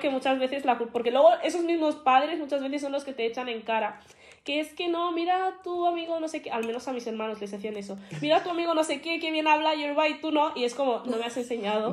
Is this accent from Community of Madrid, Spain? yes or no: yes; Madrid, Community of Madrid, Spain; accent: Madrid; also born or lived in Nigeria; tengo acento de Madrid, eh, vivo aquí toda mi vida